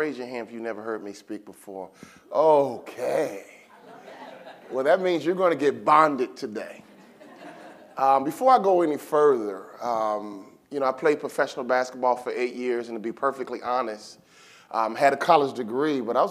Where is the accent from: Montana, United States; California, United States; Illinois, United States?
Illinois, United States; Chicago; I'm from Chicago, the inner city, and my father was always big on fellowship